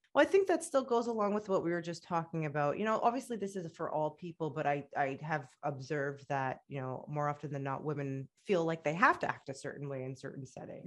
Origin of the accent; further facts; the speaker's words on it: Canada; also born or lived in Egypt / Middle East; I'm proud of being Canadian and I'm proud of being Egyptian and they both make me who I am